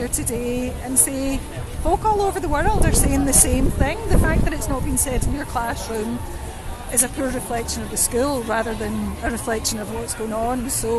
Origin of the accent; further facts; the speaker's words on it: Glasgow, Scotland, United Kingdom; We're from Glasgow, and I think their schools have been really quiet about this.